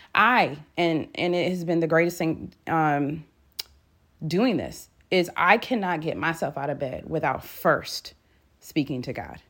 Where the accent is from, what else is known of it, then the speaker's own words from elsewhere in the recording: Michigan, United States; moved away; my family and I, so we're from Michigan